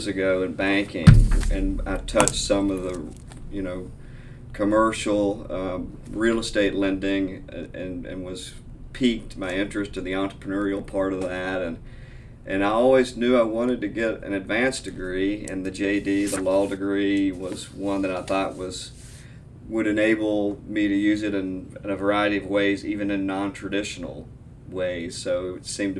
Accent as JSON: {"language": "English", "town": "Frankfort", "region": "Kentucky", "country": "United States", "tie": "born or raised there", "also_born_or_lived": "Lexington, Virginia", "lives_now": "Louisville, United States", "said": "I was born and raised in Frankfort, Kentucky"}